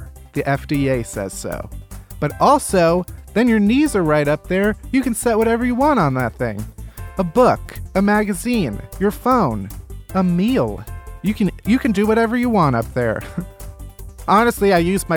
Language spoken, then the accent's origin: English; Chicago, Illinois, United States; I grew up in Chicago